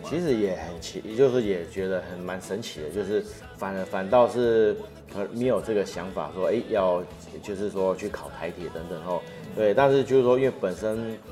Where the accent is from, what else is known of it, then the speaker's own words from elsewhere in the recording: Ruisui, Hualien County, Taiwan; 我们老家住瑞穗